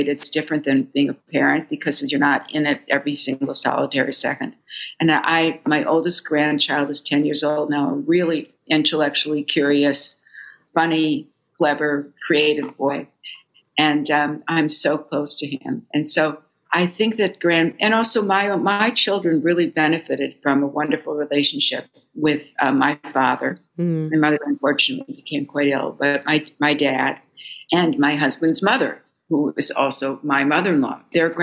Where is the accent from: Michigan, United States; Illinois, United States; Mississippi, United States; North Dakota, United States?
North Dakota, United States; Fargo; moved away as an adult; now in New York, United States; I grew up far away from grandparents. I was raised in Fargo, North Dakota